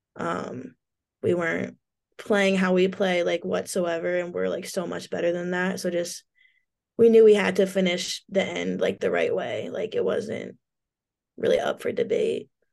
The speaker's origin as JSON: {"language": "English", "town": "Portland", "region": "Oregon", "country": "United States", "tie": "born or raised there", "moved": "yes", "said": "a cool place to grow up"}